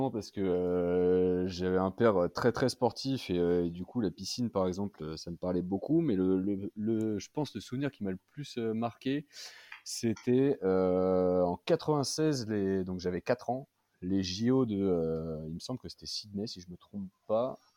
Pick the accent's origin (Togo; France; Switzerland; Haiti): France; the North; déjà, euh, je viens aussi du, nord de la France